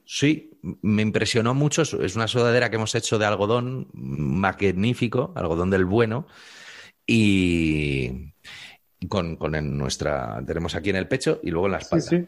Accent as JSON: {"language": "Spanish", "country": "Spain"}